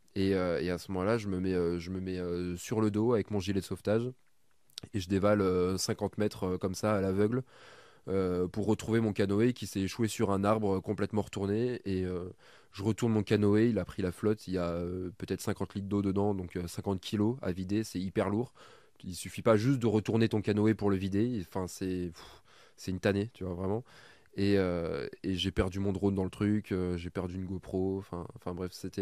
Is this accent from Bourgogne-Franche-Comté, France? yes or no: yes; Burgundy, Bourgogne-Franche-Comté, France; je viens de Bourgogne et donc du coup, euh, le vin, bon, nous on est un peu habitué à le boire